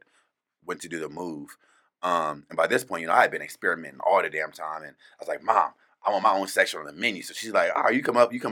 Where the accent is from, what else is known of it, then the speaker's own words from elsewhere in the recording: California, United States; now in Phoenix, United States; growing up in California, it's so diverse out there